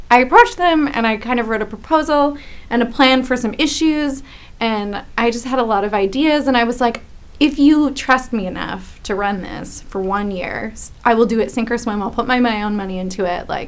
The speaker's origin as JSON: {"language": "English", "town": "Chilliwack", "region": "British Columbia", "country": "Canada", "said": "And I'm from Chilliwack as well."}